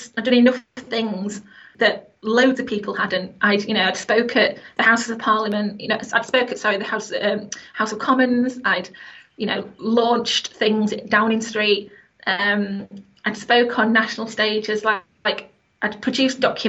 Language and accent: English; Sheffield, Yorkshire and the Humber, United Kingdom; I'm from Sheffield, like a working class family.